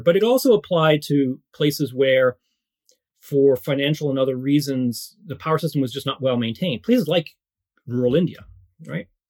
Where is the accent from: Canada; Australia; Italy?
Canada; also born or lived in Morocco; we then immigrated to Canada uh, when I was very young, three and a half. So I grew up in Canada for the most part